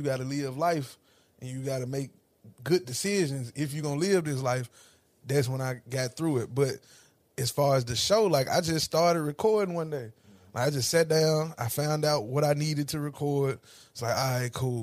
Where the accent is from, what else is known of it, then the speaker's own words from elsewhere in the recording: Ripley, Tennessee, United States; moved away as an adult; now in Nashville, United States; I'm from Ripley